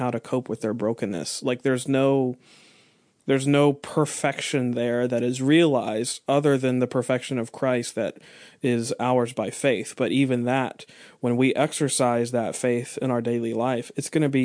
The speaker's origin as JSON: {"language": "English", "country": "United States", "said": "we're American"}